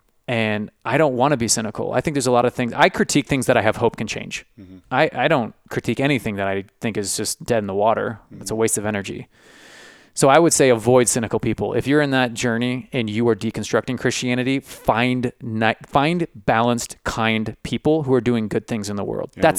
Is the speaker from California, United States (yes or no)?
yes; San Francisco, California, United States; I grew up in San Francisco, man.